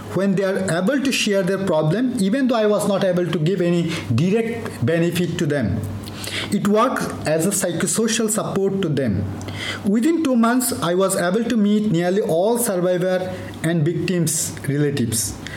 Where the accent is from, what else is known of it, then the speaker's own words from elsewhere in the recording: Cox's Bazar, Chittagong Division, Bangladesh; moved away as an adult; also born or lived in Dhaka; now in Mumbai, India; I born and brought up in Cox's Bazar, a border area of Bangladesh close to Myanmar